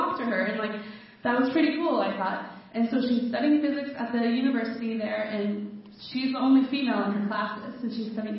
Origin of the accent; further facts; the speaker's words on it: Colorado, United States; moved away as an adult; now in Tartu, Estonia; I'm from America. I'm from Colorado. And I live in this neighborhood in Tartu, Estonia